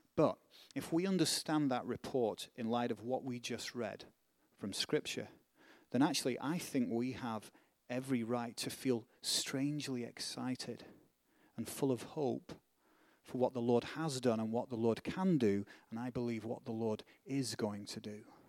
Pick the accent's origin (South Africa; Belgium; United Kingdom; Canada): United Kingdom; Northern England; accent: British; northern; now in United States; where I'm from, in, in, in England, it's the reverse. If you're a Northerner, and I am a Northerner